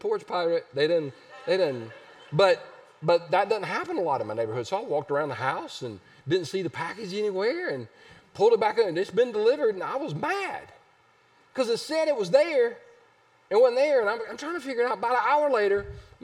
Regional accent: Easley, South Carolina, United States; I grew up in Easley

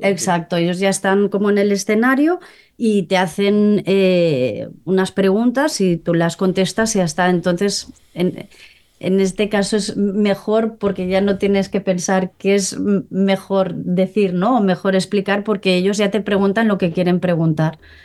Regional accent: Molins de Rei, Catalonia, Spain; yo soy de, de Molins de Rey, ¿no? De un pueblo cerca de Barcelona

